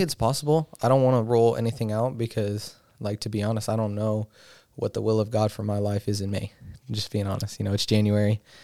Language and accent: English; Colorado, United States; moved away; I've been born and raised in Colorado